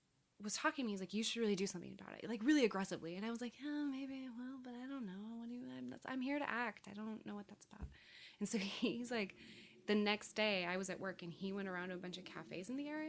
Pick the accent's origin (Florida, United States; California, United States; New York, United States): California, United States; I hadn't seen an autumn in a long time because I came from California.